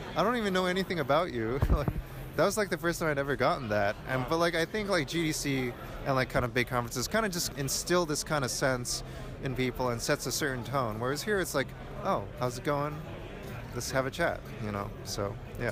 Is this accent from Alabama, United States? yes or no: no; New York, United States; I'm from New York and it's like really loud and noisy